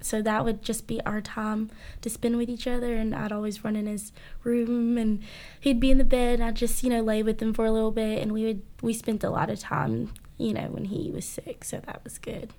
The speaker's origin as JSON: {"language": "English", "town": "Cairo", "country": "United States", "tie": "born or raised there", "said": "growing up in a small town"}